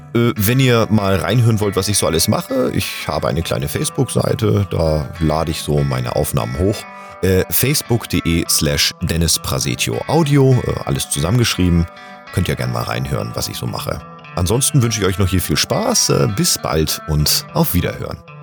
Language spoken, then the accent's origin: German; Hamburg, Germany; now in Bühl, Germany; gebürtiger Hamburger, lebe aber zurzeit im wunderschönen Bühl im Badener Land